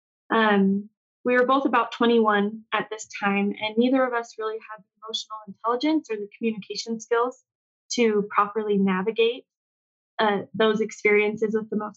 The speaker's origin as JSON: {"language": "English", "town": "Cedar Hills", "region": "Utah", "country": "United States", "tie": "born or raised there", "said": "I was raised in Cedar Hills, Utah"}